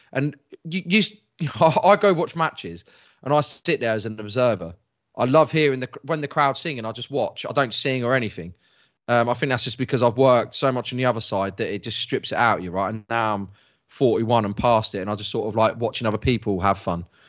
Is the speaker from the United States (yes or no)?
no; England, United Kingdom; I'm English.